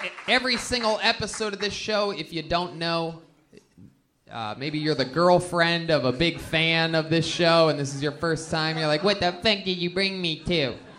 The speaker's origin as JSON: {"language": "English", "region": "Ohio", "country": "United States", "said": "I mean, no, I'm from Ohio, where they have great athletes."}